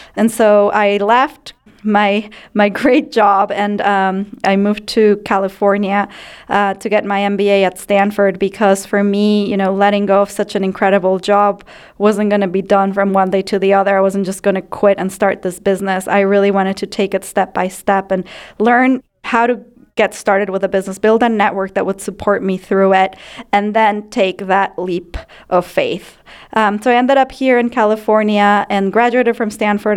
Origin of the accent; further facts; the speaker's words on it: Ecuador; moved away as an adult; now in United States; I grew up in Ecuador